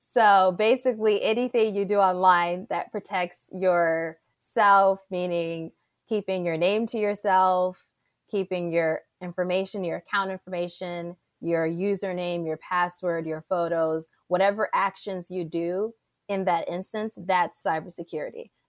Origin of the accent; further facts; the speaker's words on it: Saudi Arabia; also born or lived in Egypt / Panama; I grew up in Saudi Arabia, I grew up in Egypt, went to Panama.